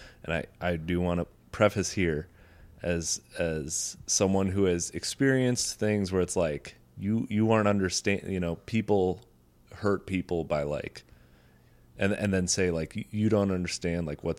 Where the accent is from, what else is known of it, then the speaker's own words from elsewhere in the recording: United States; growing up in America